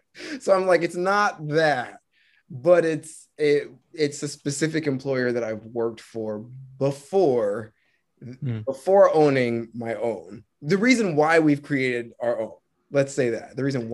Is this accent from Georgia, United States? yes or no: yes; Marietta, Georgia, United States; Yeah, I grew up in Marietta, Georgia.